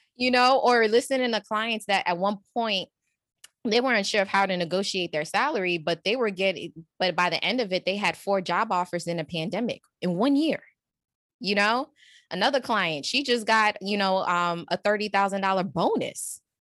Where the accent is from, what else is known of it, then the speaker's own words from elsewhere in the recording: New York, United States; I'm from New York